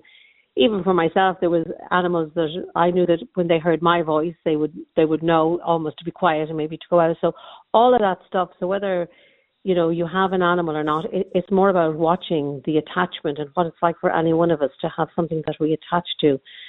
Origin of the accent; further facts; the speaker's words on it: Ireland; I can only talk from an Irish context because I'm Irish